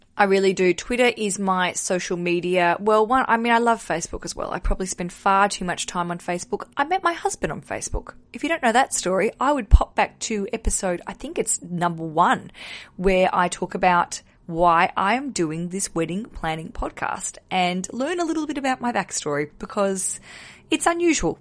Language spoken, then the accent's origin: English; Australia; moved away as an adult; now in London, United Kingdom; I'm a stand-up comedian from Australia.